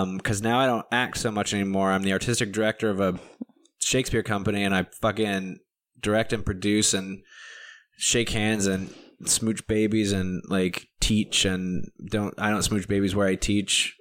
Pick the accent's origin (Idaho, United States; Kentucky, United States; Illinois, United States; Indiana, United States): Kentucky, United States; moved away as an adult; also born or lived in New York; I grew up in Kentucky